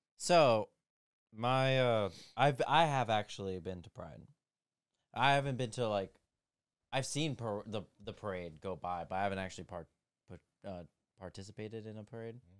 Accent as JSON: {"language": "English", "country": "United States", "said": "being an American"}